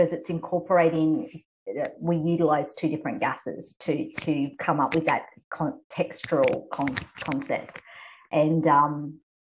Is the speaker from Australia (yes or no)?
yes; Australia; also born or lived in Taiwan / United Kingdom; I am actually an Australian, a Taiwanese Australian adoptee. So my parents are of a Western background